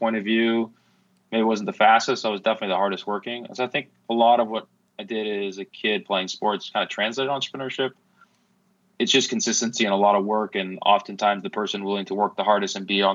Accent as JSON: {"language": "English", "town": "Seattle", "region": "Washington", "country": "United States", "tie": "born or raised there", "said": "I grew up in Seattle"}